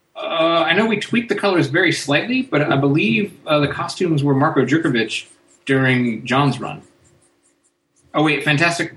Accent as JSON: {"language": "English", "country": "United States", "said": "I'm an American"}